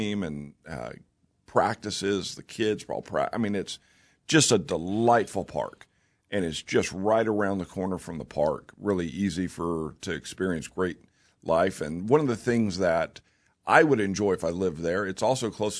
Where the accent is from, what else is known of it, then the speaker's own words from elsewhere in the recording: Bethany, Oklahoma, United States; when I was a kid, growing up in Bethany